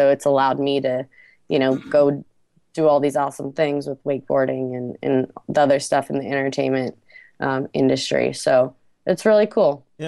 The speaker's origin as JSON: {"language": "English", "region": "Minnesota", "country": "United States", "tie": "born or raised there", "said": "tells the story of this young girl growing up in Minnesota in a small town and spending the winters ice fishing, spending the summers on the lake, and, you know, what I've done with myself since moving out of here."}